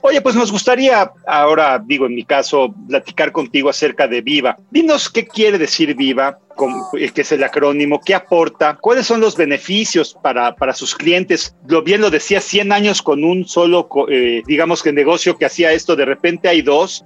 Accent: Mexico; como mexicano

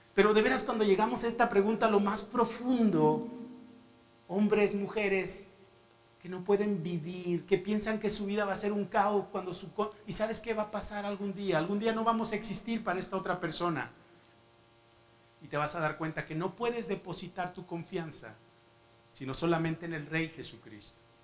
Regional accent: Mexico; also born or lived in Morocco / Spain; yo como mexicano

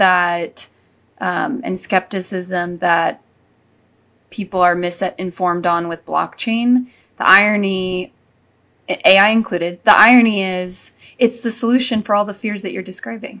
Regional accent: Silicon Valley, California, United States; growing up in the Silicon Valley

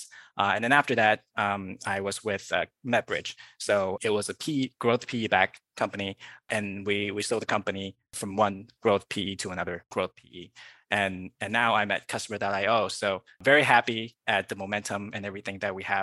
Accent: Bay Area, California, United States; also born or lived in China / Philadelphia / Canada / New York; I was born in China and then grew up in the Bay Area

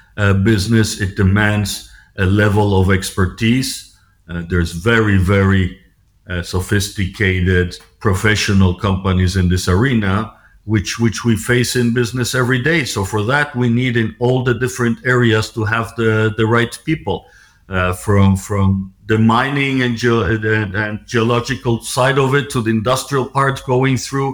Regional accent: Mexico; also born or lived in Switzerland / United States / United Kingdom / France; I grew up, I'm a Swiss citizen. I grew up in Mexico. I studied in Switzerland, started my career in a publicly listed company in New York.

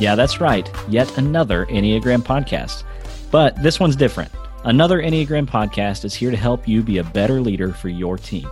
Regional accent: United States; moved away as an adult; also born or lived in India; I grew up in America

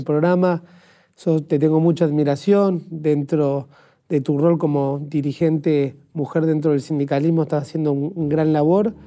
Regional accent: Argentina; como argentino

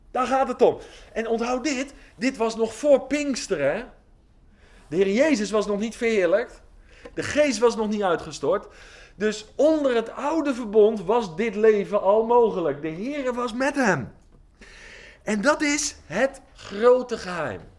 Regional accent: Oldenbroek, Gelderland, Netherlands; now in Giessen, Netherlands; Eh, ik woon hier in Giezen, dat is een beetje Brabant. Maar ik kom van de Veluwe.

